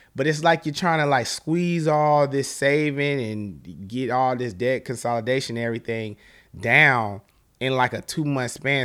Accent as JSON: {"language": "English", "town": "Charlotte", "region": "North Carolina", "country": "United States", "said": "I'm from Charlotte, North Carolina."}